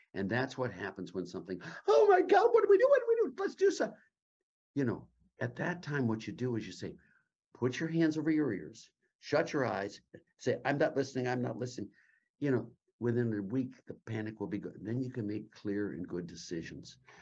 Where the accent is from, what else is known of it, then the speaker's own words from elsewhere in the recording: Cleveland, Ohio, United States; also born or lived in Youngstown, Ohio; I lived in Cleveland. When I was a kid, Lake Erie